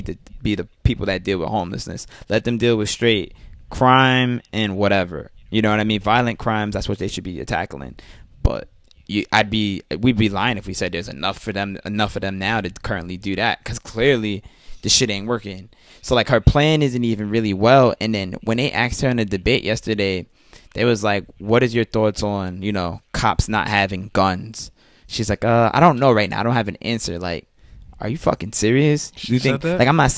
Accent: New York, United States; I don't fucking know. I'm a New Yorker. I'm a wavy ass New Yorker that sees what happens on these streets every day

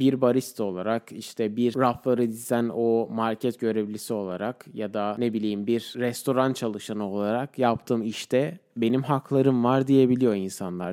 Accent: Turkey; first language Turkish; moved away as an adult; Türkler olarak biz Türkiye'de de çok toplum olarak yaşamaya alışmış bir insanlarız

